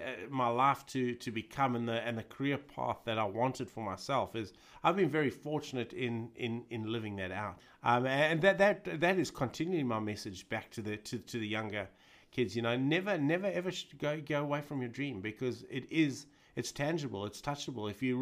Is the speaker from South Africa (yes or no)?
yes; South Africa; But that was totally ingrained in us as pupils at the school and as kids growing up in South Africa at that time.